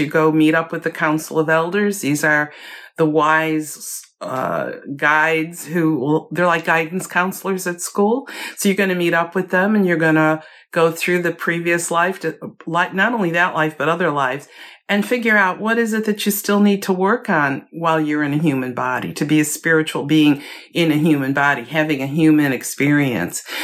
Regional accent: Chicago, Illinois, United States; moved away; also born or lived in Virginia; I was born and raised in Chicago

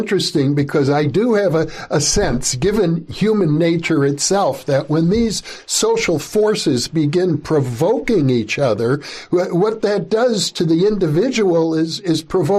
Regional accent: Midwest, United States; I grew up in the Midwest in the 1950s

